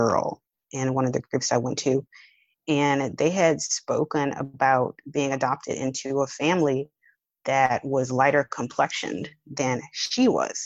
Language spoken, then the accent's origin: English; New Orleans, Louisiana, United States; I'm from New Orleans. So being from New Orleans, Louisiana